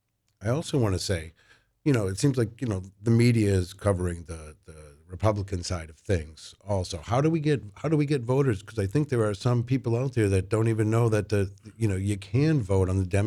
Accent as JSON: {"language": "English", "town": "Manchester", "region": "New Hampshire", "country": "United States", "tie": "born or raised there", "said": "I grew up here in Manchester."}